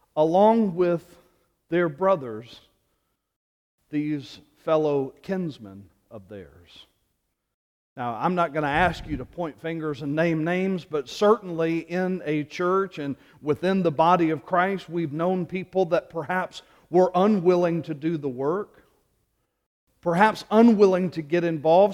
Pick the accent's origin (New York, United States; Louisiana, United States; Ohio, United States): Louisiana, United States; moved away; Growing up in Louisiana and being a graduate of L S U